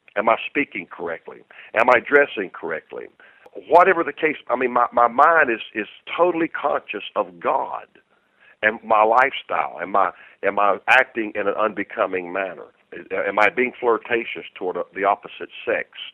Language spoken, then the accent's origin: English; North Carolina, United States; I said, "North Carolina."